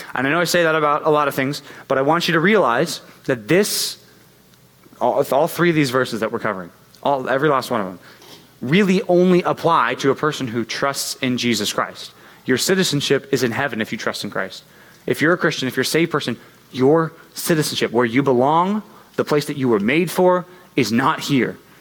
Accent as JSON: {"language": "English", "country": "United States", "said": "Always been in America. I'd never gone out of the country."}